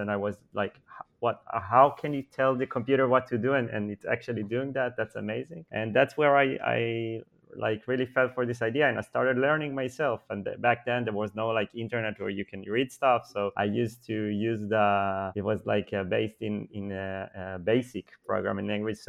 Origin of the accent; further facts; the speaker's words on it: Ramat Gan, Tel Aviv District, Israel; I grew up in Israel, in a city close to Tel Aviv called Ramat Gan, where I live today.